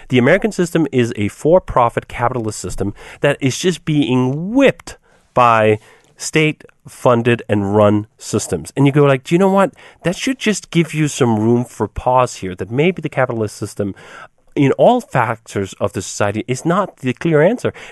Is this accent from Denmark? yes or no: yes; Denmark; moved away as an adult; now in United States; In fact, when I came from Denmark to here, I was astounded at just how poorly those two parts worked. When I came to the US, I had a, a girlfriend at the time who was enrolled in Loyola University.